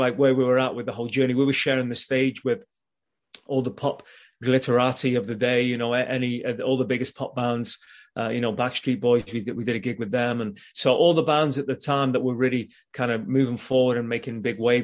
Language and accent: English; Liverpool, North West England, United Kingdom; moved away; I'm from Liverpool originally in England, and I was at school, and we put this boy band together at school